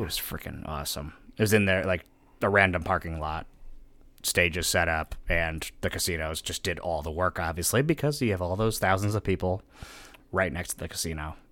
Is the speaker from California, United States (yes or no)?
no; New Haven, Connecticut, United States; I was born in New Haven